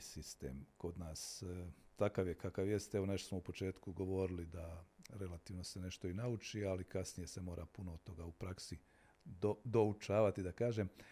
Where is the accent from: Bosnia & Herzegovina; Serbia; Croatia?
Bosnia & Herzegovina; kod nas u Bosni i Hercegovini